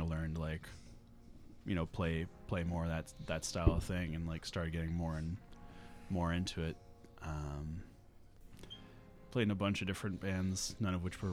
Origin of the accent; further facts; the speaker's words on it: Hull, Massachusetts, United States; I grew up in Massachusetts on the South Shore. I grew up in Hull